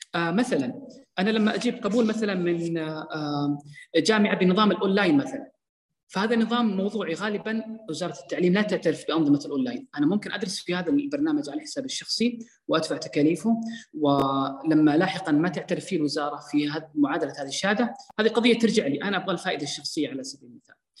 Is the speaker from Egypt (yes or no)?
no; Saudi Arabia; عندنا في السعودية